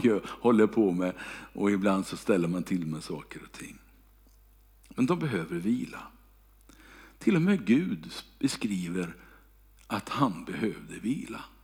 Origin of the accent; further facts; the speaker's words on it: Kungälv, Västra Götaland, Sweden; moved away; när jag bodde hemma i Kungälv